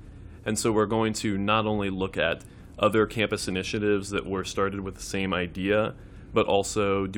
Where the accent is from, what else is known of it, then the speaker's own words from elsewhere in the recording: Memphis, Tennessee, United States; moved away; I'm the producer of the podcast this year. I'm originally from Memphis, Tennessee